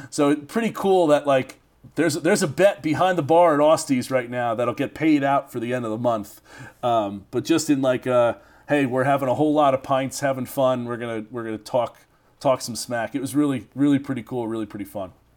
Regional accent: United States; as an American

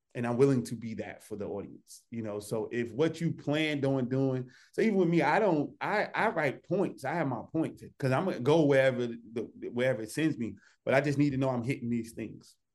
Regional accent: Newark, New Jersey, United States; I came from Newark, New Jersey. I was in the hood.

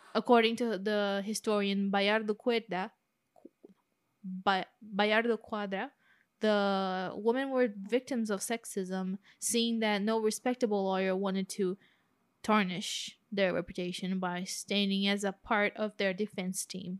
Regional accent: Brazil; accent: Brazilian; my Brazilian accent

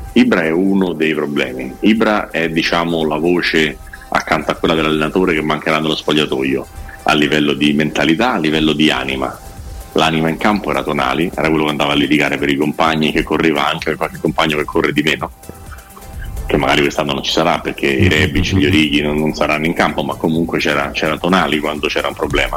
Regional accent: Milan, Lombardy, Italy; sono milanese

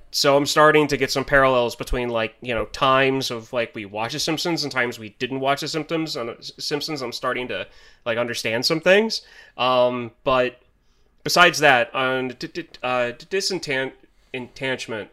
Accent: United States; As an American

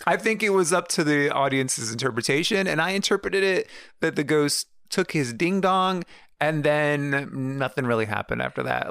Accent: United States; as an American

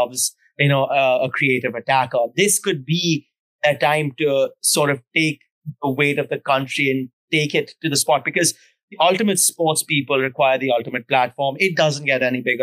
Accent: India; me being Indian

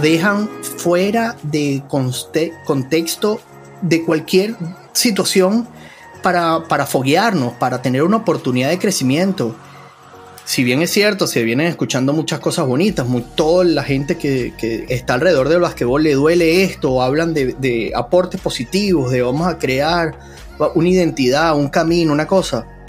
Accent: Venezuela; nosotros en Venezuela

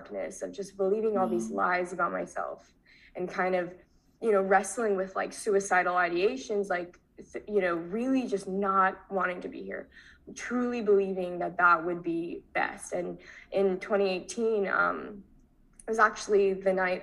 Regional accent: Tampa, Florida, United States; also born or lived in Long Island, New York; I moved to Florida

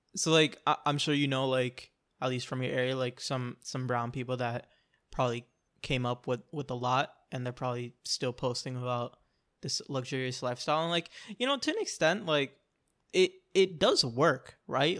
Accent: Orlando, Florida, United States; I'm from Orlando, like, I'm from the city, I know a lot of people

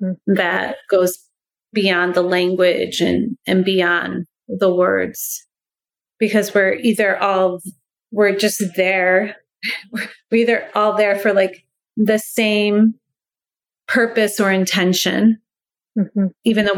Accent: New York, United States; first language English; moved away as an adult; now in Iceland; I'm a New Yorker speaking Icelandic.

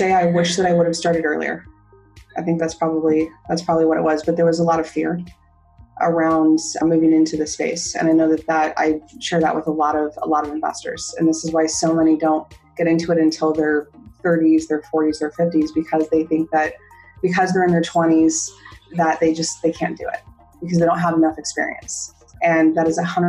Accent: Southern California, United States; I grew up in Southern California

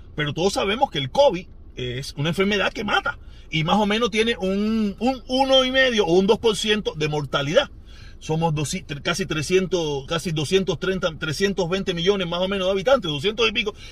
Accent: Cuba; entre cubanos

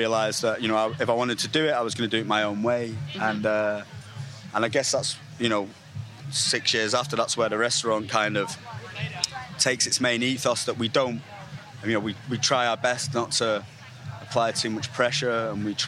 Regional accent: Manchester, North West England, United Kingdom; also born or lived in Stockport; I'm from Manchester, so I kind of grew up in Manchester and Stockport

